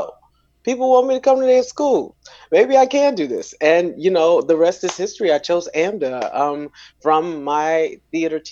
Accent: Rock Hill, South Carolina, United States; moved away as an adult; now in New York City, United States; I'm originally from Rock Hill, South Carolina, and at the age of 18, I packed up my glad rags and moved to New York City

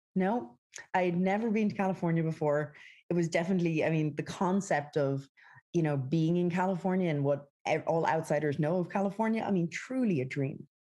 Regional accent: west of Ireland, Ireland; moved away as an adult; also born or lived in San Francisco; now in United States; I grew up in the west of Ireland

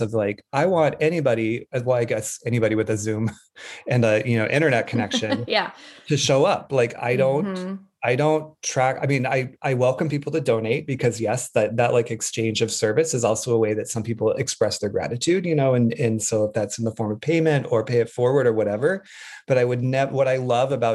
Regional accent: Wyoming, United States; I grew up in Wyoming

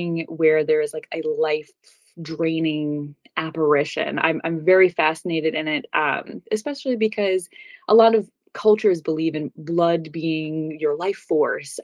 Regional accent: New York, United States; I grew up in New York, so it's very close to home

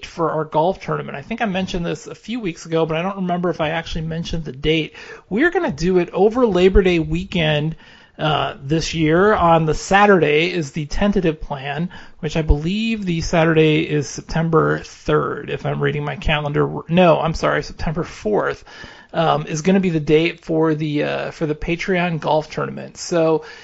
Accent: Kansas City, United States; I'm from Kansas City

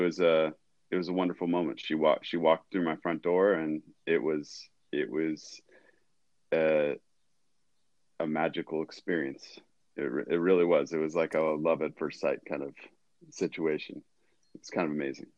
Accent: Ventura, California, United States; I grew up in Southern California. Grew up in Ventura

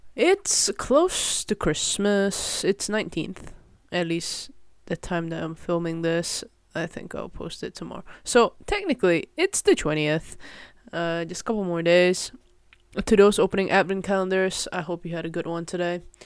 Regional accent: Malaysia; moved away as an adult; now in Netherlands; I grew up in Malaysia and, uh, yeah, coming to Netherlands for university

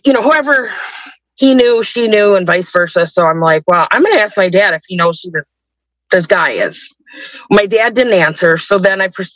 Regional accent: Rochester, New York, United States; I am 49, and I am from Rochester, New York.

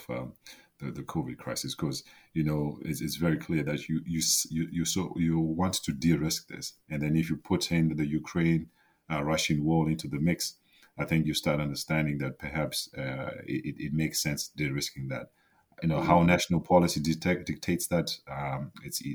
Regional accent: Zimbabwe; I grew up in Zimbabwe

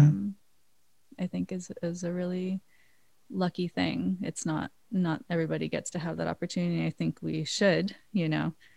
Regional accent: Maui, Hawaii, United States; now in New York, United States; I was born and raised in Hawaii

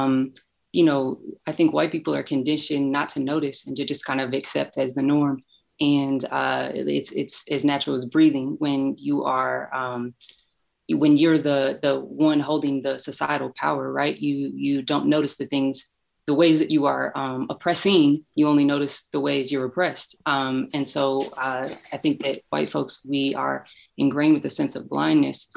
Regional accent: Louisville, Kentucky, United States; moved away as an adult; also born or lived in Chicago; I'm from Louisville, Kentucky. I live here now, but I spent a long time in Chicago for school. And, you know, growing up in a city like Louisville

